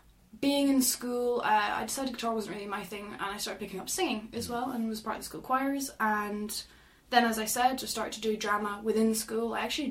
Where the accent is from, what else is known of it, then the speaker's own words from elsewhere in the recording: Aberdeen, Scotland, United Kingdom; The accent would beg to differ, but yes, I am from Aberdeen.